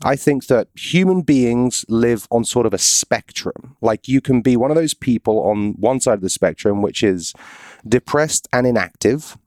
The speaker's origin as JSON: {"language": "English", "country": "United Kingdom", "moved": "yes", "said": "I'm British"}